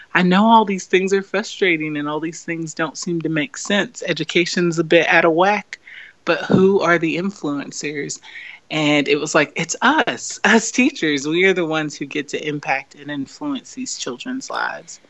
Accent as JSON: {"language": "English", "country": "United States", "tie": "born or raised there", "said": "I growing up as an American"}